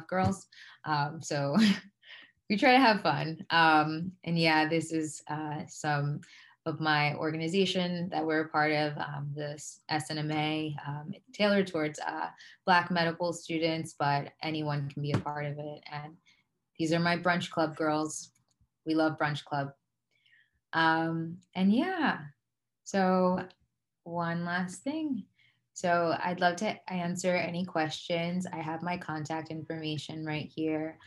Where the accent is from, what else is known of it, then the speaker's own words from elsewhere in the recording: Atlantic County, New Jersey, United States; also born or lived in Liberia; I was born and raised in Atlanta County.